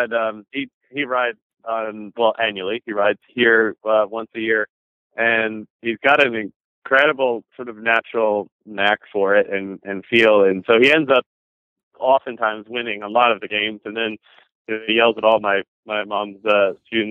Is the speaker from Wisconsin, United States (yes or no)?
no; New Jersey, United States; I grew up, my parents still live in, my sister as well, still up in New Jersey. We live about an hour west of New York City